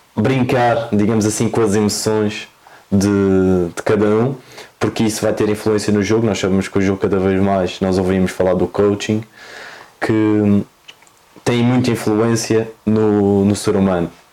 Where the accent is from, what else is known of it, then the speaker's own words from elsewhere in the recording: Madeira, Portugal; accent: Madeiran; moved away as an adult; now in Lisbon, Portugal; sou da Madeira, uhum. como aliás vai-se notar ao longo da entrevista toda pelo sotaque